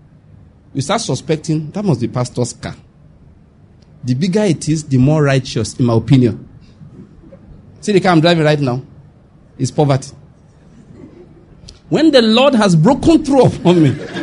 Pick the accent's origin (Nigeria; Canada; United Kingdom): Nigeria; Western Nigeria; I'm from Western Nigeria.